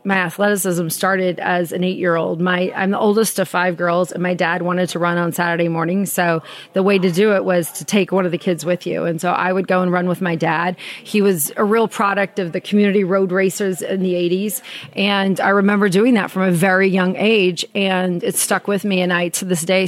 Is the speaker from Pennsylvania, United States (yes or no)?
no; Jeffersonville, Indiana, United States; moved away as an adult; also born or lived in Utah; I was born there, but when I was 6 weeks old, my parents took me to Indiana. So that's where I grew up. Very small town